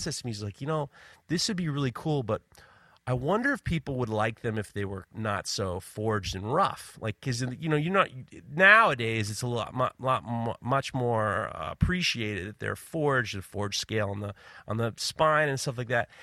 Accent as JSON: {"language": "English", "region": "New York", "country": "United States", "said": "I'm from New York"}